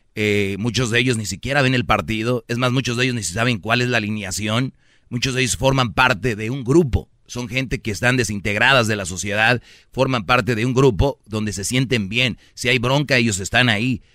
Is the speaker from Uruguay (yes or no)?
no; San Nicolás de los Garza, Nuevo León, Mexico; yo soy de San Nicolás